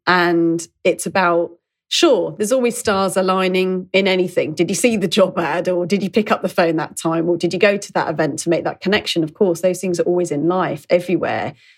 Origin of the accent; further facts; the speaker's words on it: London, United Kingdom; growing up in London